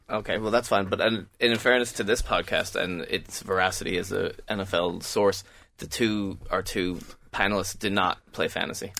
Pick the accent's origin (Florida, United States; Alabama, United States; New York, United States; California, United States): New York, United States; My hometown team, the New York Giants